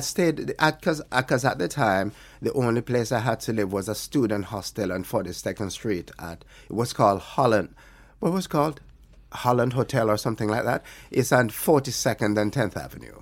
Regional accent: Alligator Pond, Jamaica; moved away as an adult; also born or lived in Kingston, Jamaica; I grew up in, uh, in Alligator Pond

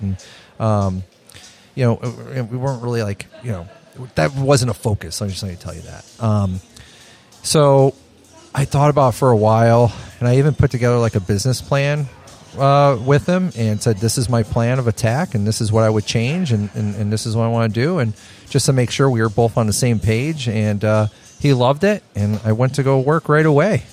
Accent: Chicago, Illinois, United States; moved away as an adult; I come from Chicago, small mom and pop shop type of place run businesses

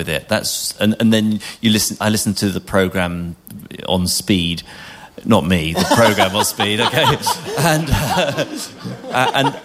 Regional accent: England, United Kingdom; moved away as an adult; now in Scotland; When I came to Scotland as an Englishman

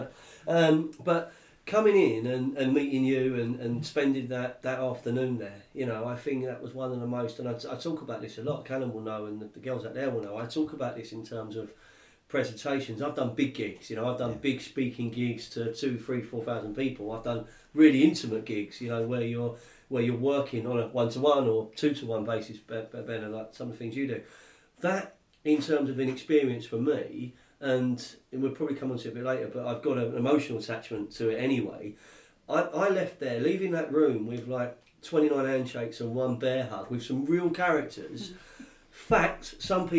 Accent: London, United Kingdom; I'm from Fulham

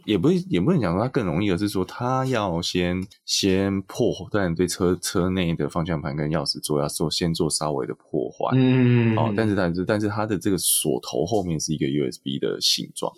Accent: Taiwan; 台湾大部分的状况是在我们的教育中

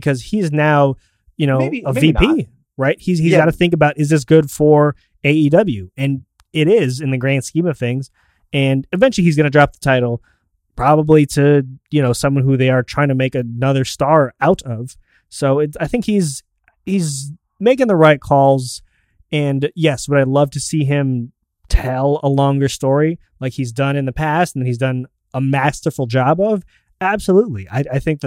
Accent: Canada; my Canadian brethren

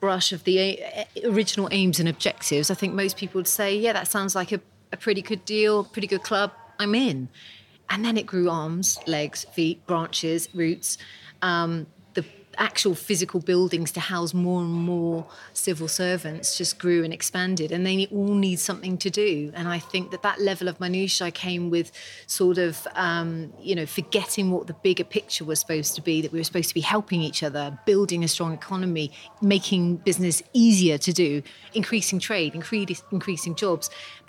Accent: United Kingdom; Oh, we are so British about it, because we follow everything to the letter.

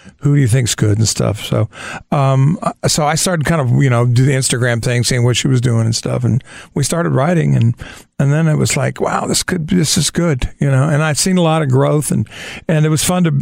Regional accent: Sacramento, California, United States; also born or lived in Los Angeles; now in Nashville, United States; I grew up in Sacramento.

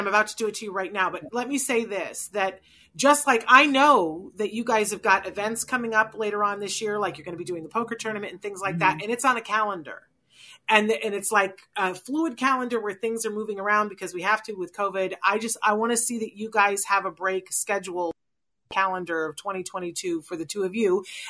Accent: Puerto Rico; born there; I was born in Puerto Rico. That's the only time I've been off the mainland.

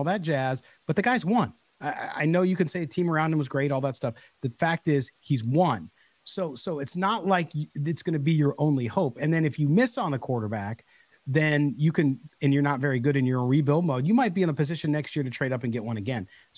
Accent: Carlsbad, California, United States; also born or lived in Chicago, Illinois; my hometown of Carlsbad, California, which is North San Diego County

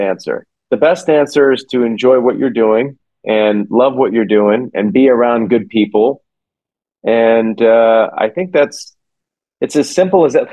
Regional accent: Silicon Valley, California, United States; I grew up in Silicon Valley

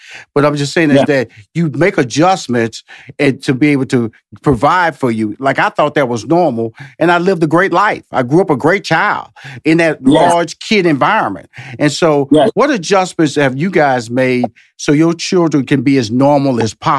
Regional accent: Texas, United States; because I came from Fifth Ward and I went to college and we come from a, you know, I wouldn't say impoverished, but we was a, wasn't middle class.

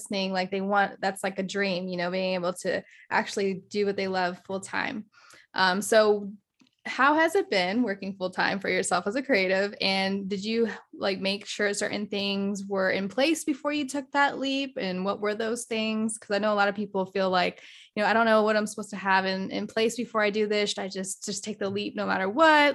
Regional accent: Virginia, United States; also born or lived in San Diego; now in Houston, United States; I'm actually originally from Virginia

